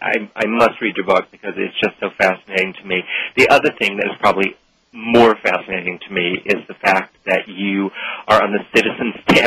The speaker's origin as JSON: {"language": "English", "country": "United States", "said": "as an American"}